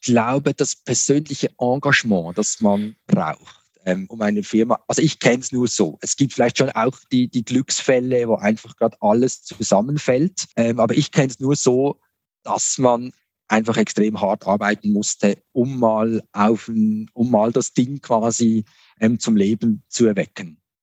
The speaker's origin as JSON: {"language": "German", "country": "Switzerland", "tie": "born or raised there", "said": "Ich bin hier in der Region Basel aufgewachsen"}